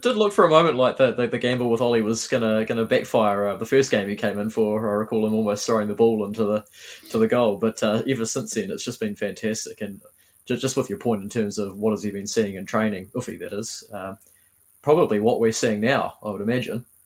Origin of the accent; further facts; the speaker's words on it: Havelock North, Hawke's Bay, New Zealand; now in Wellington, New Zealand; I'm from Havelock North originally, played for Havelock North Wanderers before coming down to Wellington